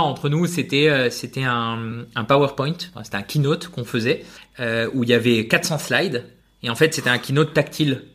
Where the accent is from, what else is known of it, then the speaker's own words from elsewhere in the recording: Spain; je suis espagnol